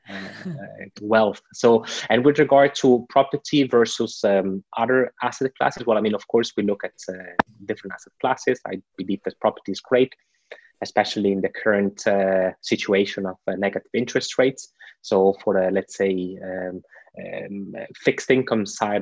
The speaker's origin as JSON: {"language": "English", "country": "Italy", "moved": "yes", "lives_now": "Switzerland", "said": "In Italy, my home country"}